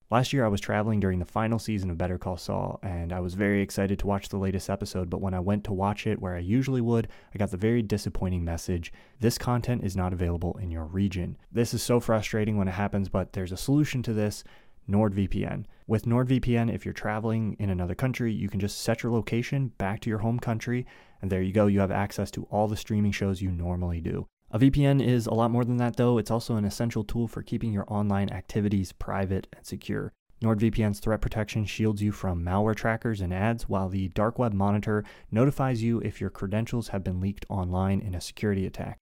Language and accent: English; United States; as an American